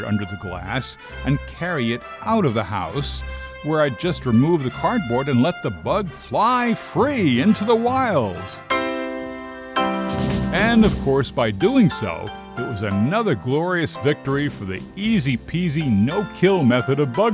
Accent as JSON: {"language": "English", "region": "New Jersey", "country": "United States", "tie": "born or raised there", "said": "growing up in New Jersey, we called them lightning bugs"}